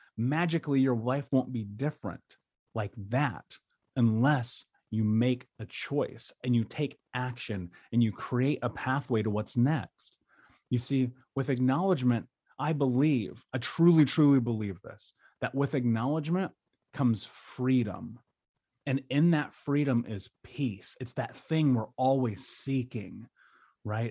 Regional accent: United States; growing up in America

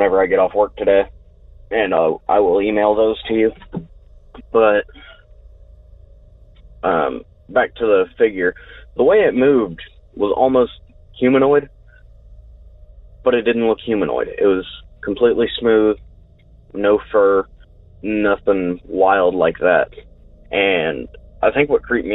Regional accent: Putnam County, Indiana, United States; I'm from Putnam County, Indiana, about 45 minutes west of Indianapolis.

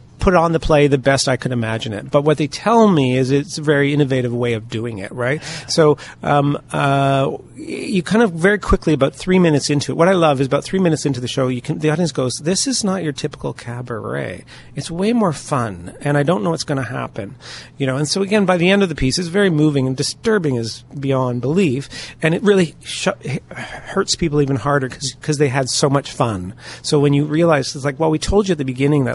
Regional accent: London, Ontario, Canada; I grew up here in London

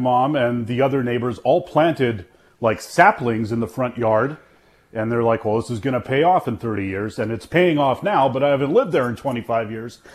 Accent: Altona, Manitoba, Canada; moved away; where I grew up in Altona, we were at the time a very new street in the town.

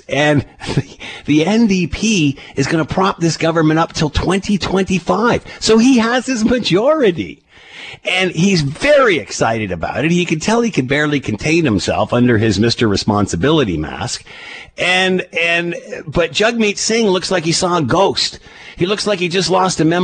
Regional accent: Canada; As a Canadian

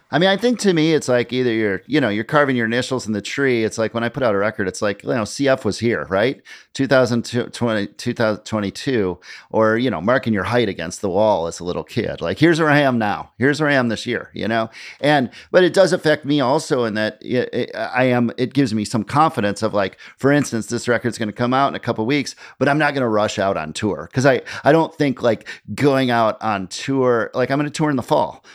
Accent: Midwest, United States; now in New York, United States; growing up in the Midwest. I moved to New York

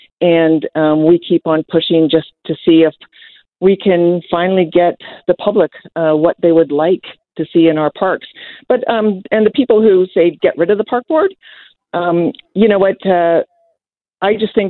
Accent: Vancouver, British Columbia, Canada; I was born in Vancouver

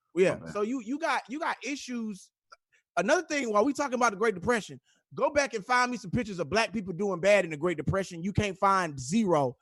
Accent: Houston, Texas, United States; I'm from Houston

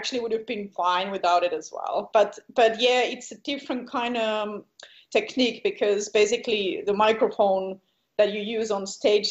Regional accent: Helsinki, Uusimaa, Finland; also born or lived in eastern Finland; I'm from Helsinki, so in Finland. And yeah, I grew up there. Kind of, how would you call it, maybe suburb. So not in the city, but maybe like 30 minutes from the city.

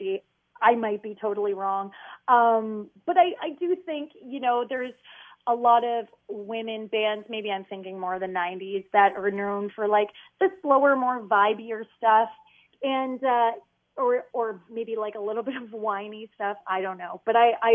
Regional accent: London, Ontario, Canada; It's my hometown

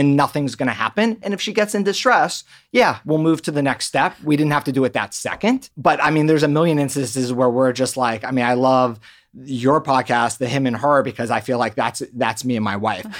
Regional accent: Maryland, United States; moved away as an adult; also born or lived in Boston; now in Los Angeles, United States; originally from the East Coast, grew up in Maryland, and came out to California to work at Children's Hospital Los Angeles

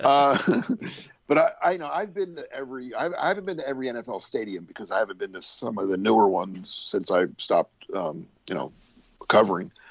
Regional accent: Philadelphia, Pennsylvania, United States; I'm coming from Philly

